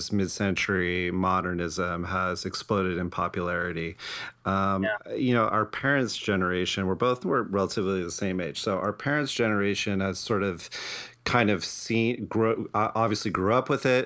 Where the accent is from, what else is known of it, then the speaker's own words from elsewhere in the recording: New Jersey, United States; now in Los Angeles, United States; I'm originally from New Jersey